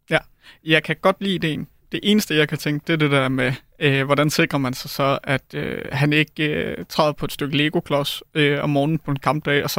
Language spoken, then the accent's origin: Danish; Denmark; jeg er fra Jylland, så jeg plejede at tage til MCH Arena